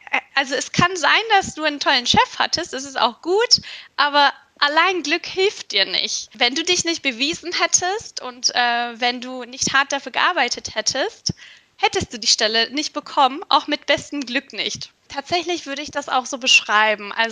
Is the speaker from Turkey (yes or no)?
yes; Istanbul, Turkey; now in Germany; Ich komme auch aus Istanbul, bin dort mhm. geboren und aufgewachsen. Und ähm, 2010 bin ich dann nach Deutschland gekommen und tatsächlich auch alleine erstmal.